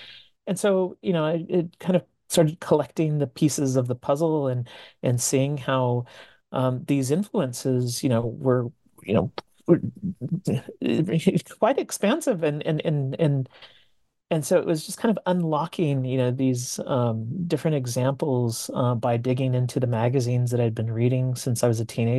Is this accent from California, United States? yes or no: yes; California, United States; I grew up in Southern California, being of Mexican American heritage, and a lot of my friends were also into this music at that time.